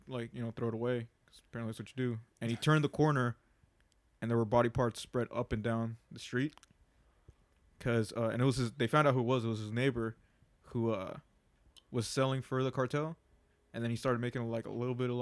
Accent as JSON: {"language": "English", "country": "Mexico", "tie": "born or raised there", "moved": "yes"}